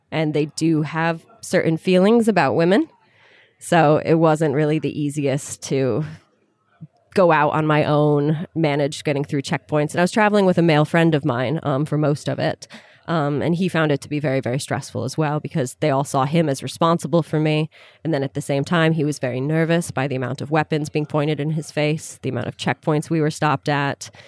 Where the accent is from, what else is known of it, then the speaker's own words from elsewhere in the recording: United States; moved away; also born or lived in Sudan; I'm an American tourist.